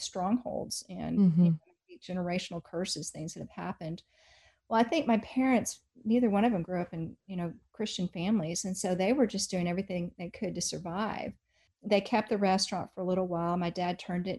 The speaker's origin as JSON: {"language": "English", "town": "Highland Park", "region": "Texas", "country": "United States", "tie": "born or raised there", "said": "So I grew up in Highland Park. That would be kind of like the Beverly Hills of Dallas."}